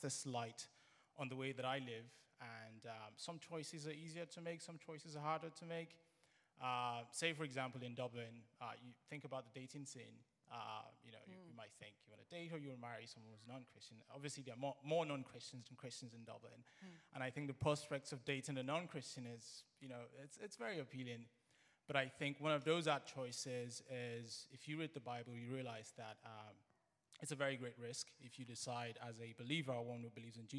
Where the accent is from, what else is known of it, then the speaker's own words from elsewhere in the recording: Nigeria; I'm Nigerian